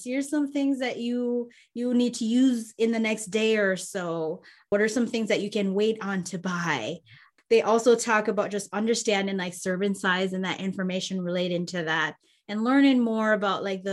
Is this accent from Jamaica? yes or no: yes; Jamaica; I'm Jamaican